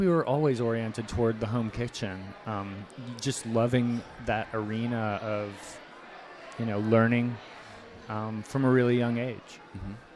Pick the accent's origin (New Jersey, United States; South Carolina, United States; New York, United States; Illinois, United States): South Carolina, United States; Charleston; moved away as an adult; we grew up in Charleston